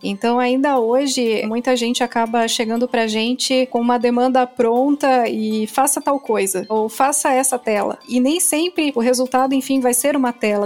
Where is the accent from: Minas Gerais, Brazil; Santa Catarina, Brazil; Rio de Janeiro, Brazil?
Santa Catarina, Brazil; Joinville; Eu sou aqui de Joinville